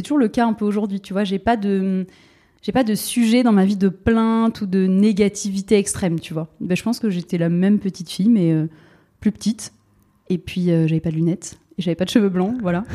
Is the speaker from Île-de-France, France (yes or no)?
no; Bordeaux, Nouvelle-Aquitaine, France; moved away as an adult; also born or lived in Paris; je suis bordelaise, donc j'ai quitté Bordeaux pour aller à Paris.